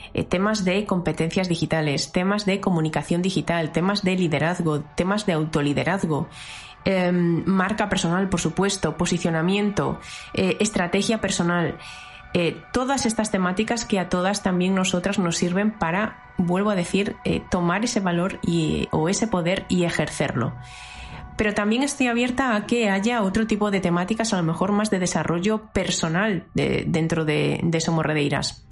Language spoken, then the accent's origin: Spanish; Galicia, Spain; yo soy gallega y tenía también muchas ganas de que tuviera mucho, mucho que ver con la tierriña